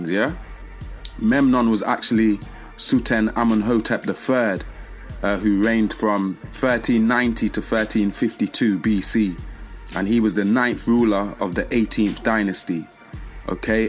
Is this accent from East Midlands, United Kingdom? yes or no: yes; Leicester, East Midlands, United Kingdom; I incarnated in England, UK, Leicester, which is like bang in the middle of England.